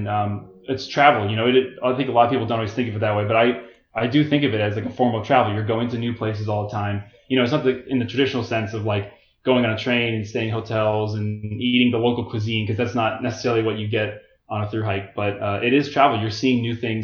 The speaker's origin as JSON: {"language": "English", "region": "Florida", "country": "United States", "tie": "born or raised there", "said": "growing up in Florida"}